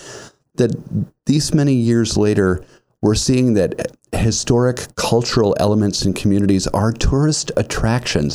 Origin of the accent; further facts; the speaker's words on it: Seneca Falls, New York, United States; I'm from Seneca Falls